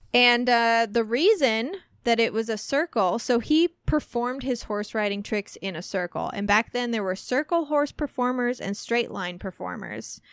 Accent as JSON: {"language": "English", "region": "Midwest", "country": "United States", "tie": "born or raised there", "said": "we grew up in the Midwest and me even, like, further south than you."}